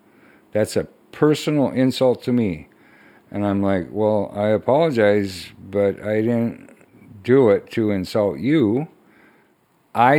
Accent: Dawson, Minnesota, United States; I've been here my whole life, born and raised in Dawson, Minnesota

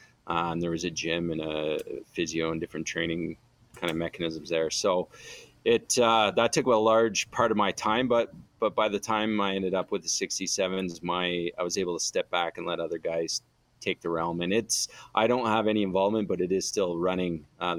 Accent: Ottawa, Ontario, Canada; Yeah, well, I grew up in Ottawa. My whole life and played junior hockey there.

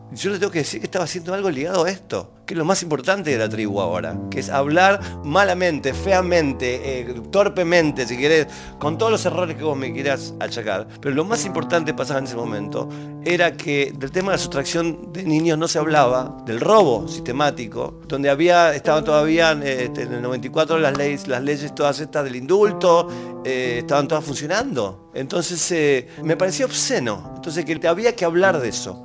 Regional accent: Rosario, Santa Fe, Argentina; cuando eras chico en Rosario.

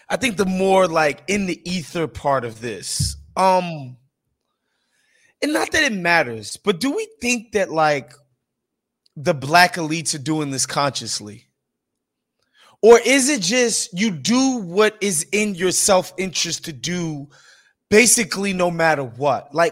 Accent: Chicago, Illinois, United States; I come from these neighborhoods. I'm from the South Side

